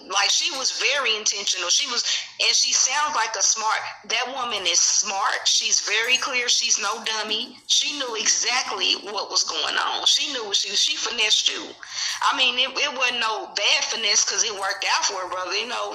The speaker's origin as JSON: {"language": "English", "town": "Kansas City", "region": "Missouri", "country": "United States", "said": "I'm from Kansas City. So we had our projects was called Shoto, Wayne Minor, TV Watkins"}